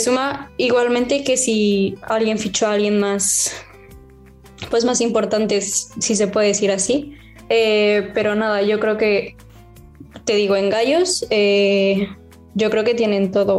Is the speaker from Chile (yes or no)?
no; Mexico; moved away as an adult; now in Spain; soy de, soy de México, vengo a España